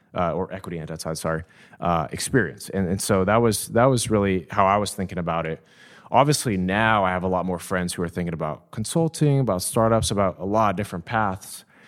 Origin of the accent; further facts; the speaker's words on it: Downey, California, United States; I grew up in Downey, California, uh, about thirty minutes from here